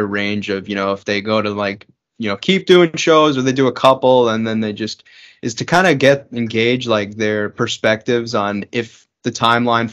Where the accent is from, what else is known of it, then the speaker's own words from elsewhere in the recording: New York, United States; I'm from New York